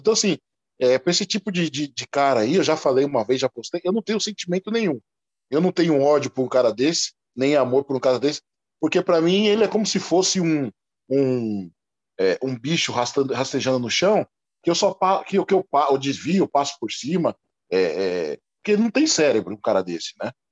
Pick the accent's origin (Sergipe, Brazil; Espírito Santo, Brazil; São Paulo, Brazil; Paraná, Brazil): São Paulo, Brazil; eu sou um negro que nasci em São Paulo